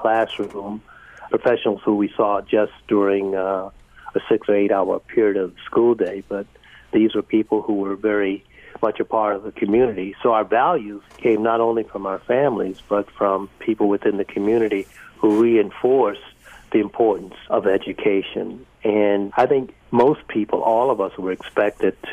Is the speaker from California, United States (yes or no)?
no; West Palm Beach, Florida, United States; also born or lived in Sanford, Florida; I grew up in West Palm Beach, Florida. I was born in Sanford